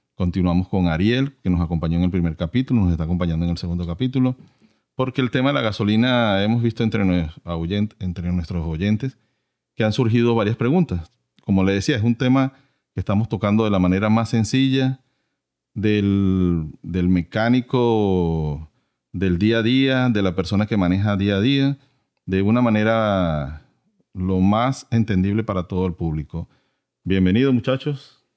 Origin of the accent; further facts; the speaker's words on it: Venezuela; now in United States; yo soy de Venezuela, este, en mi país